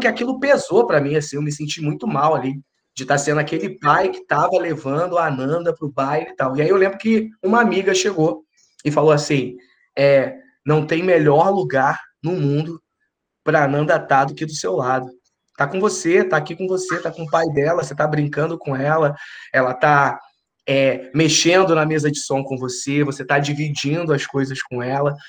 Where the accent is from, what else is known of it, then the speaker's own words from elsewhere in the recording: Rio de Janeiro, Brazil; moved away as an adult; also born or lived in São Paulo; nós somos do Rio, minha esposa é do Rio